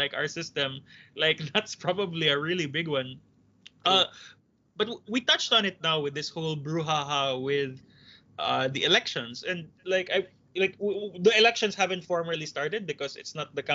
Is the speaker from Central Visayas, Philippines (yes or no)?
yes; Cebu, Central Visayas, Philippines; I'm from Cebu and I guess I'm blessed in that way where I'm a lawyer in Cebu